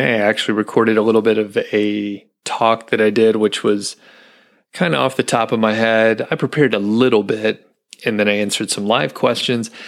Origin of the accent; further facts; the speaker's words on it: Atlanta, Georgia, United States; moved away; I'm from the Atlanta area